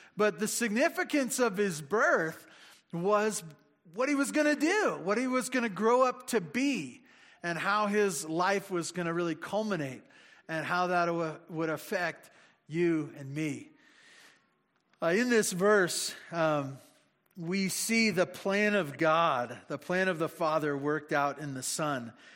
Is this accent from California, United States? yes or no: yes; Santa Barbara, California, United States; I grew up in Santa Barbara